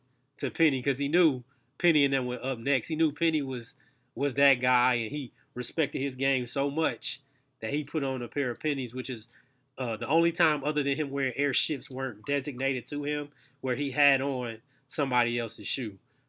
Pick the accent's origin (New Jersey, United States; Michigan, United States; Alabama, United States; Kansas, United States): Michigan, United States; Saginaw; We grew up in Saginaw, Michigan, for y'all who do not know, 25 minutes from Flint, north of Flint, about an hour and a half north of Detroit.